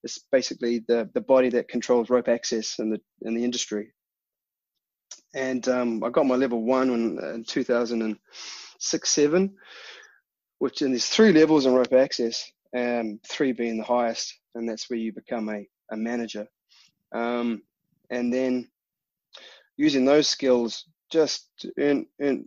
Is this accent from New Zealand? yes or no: yes; Taranaki, New Zealand; moved away as an adult; now in Huddersfield, United Kingdom; I grew up in New Zealand. I grew up on a little dairy farm in Taranaki